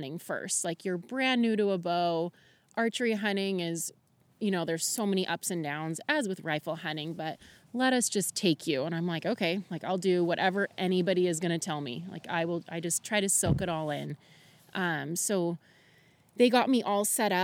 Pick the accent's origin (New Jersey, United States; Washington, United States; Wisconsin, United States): Washington, United States; Camas; moved away as an adult; now in Goldendale, United States; I am from Camas, Washington, just recently moved to Goldendale